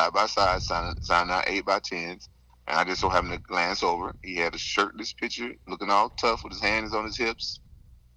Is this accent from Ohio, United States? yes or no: no; Memphis, Tennessee, United States; now in California, United States; I'm from Memphis, but I'm living in California